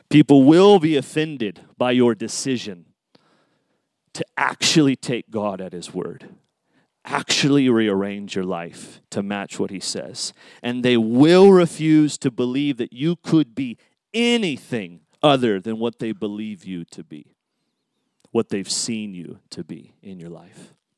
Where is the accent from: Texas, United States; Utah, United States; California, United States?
California, United States; Tulare; Tulare, my hometown